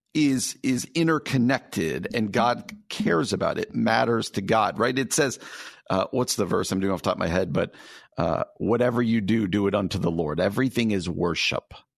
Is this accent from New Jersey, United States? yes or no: yes; suburbs of New York City, New Jersey, United States; moved away as an adult; now in Chicago, United States; I grew up in New Jersey